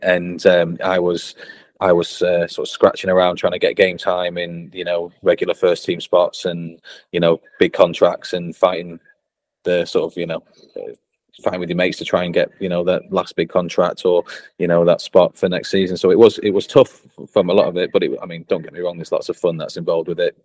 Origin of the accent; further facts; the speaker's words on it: Blackpool, North West England, United Kingdom; accent: northern; moved away; I grew up in Blackpool. Um, you can tell by the northern accent, I've not lost it.